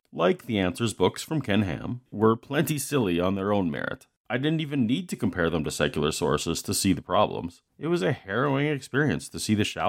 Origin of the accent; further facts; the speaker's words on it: Canada; I am from Canada.